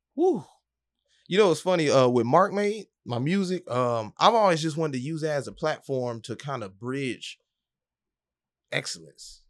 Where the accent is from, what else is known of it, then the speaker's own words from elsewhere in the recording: Atlanta, Georgia, United States; moved away as an adult; also born or lived in Detroit / Miami / Boston; now in Orlando, United States; born in Detroit, raised in Atlanta